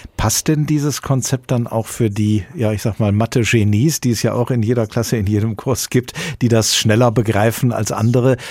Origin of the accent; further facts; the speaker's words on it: Hesse, Germany; bei uns in Hessen